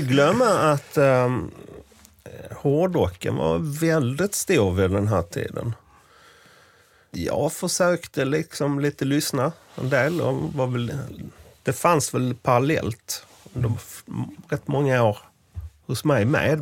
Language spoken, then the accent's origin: Swedish; rural Scania, Skåne, Sweden; där jag kommer ifrån, eh, på den skånska landsbygden